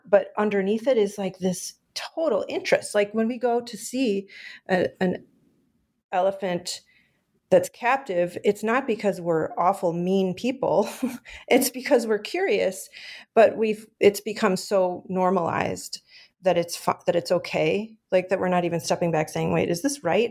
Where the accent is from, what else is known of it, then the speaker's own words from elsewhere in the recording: Chicago, Illinois, United States; I grew up here in Chicago